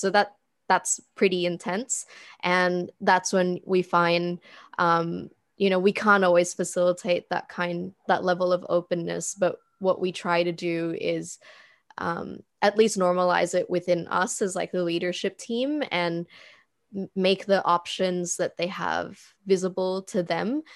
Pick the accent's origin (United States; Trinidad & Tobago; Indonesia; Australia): Indonesia; moved away; also born or lived in Philippines; I moved back to Indonesia from the Philippines. It's pretty corny, but I did the whole, like, eat, pray, love thing in my own country.